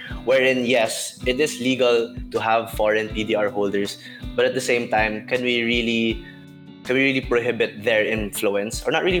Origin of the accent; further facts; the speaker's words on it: United States; I was born in the States.